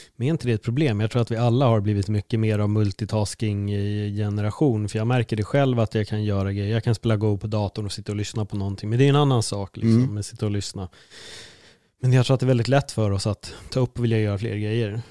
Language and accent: Swedish; Sweden; vi är jättetrevliga vi svenskar